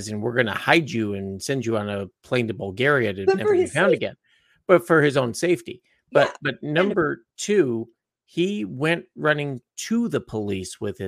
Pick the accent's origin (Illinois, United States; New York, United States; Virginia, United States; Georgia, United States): Illinois, United States; Chicago; I grew up in Chicago